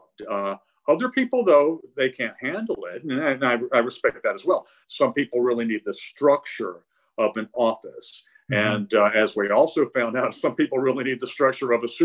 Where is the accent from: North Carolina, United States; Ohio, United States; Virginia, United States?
North Carolina, United States; Concord; my first job in high school was working at a newsstand in my hometown of Concord, North Carolina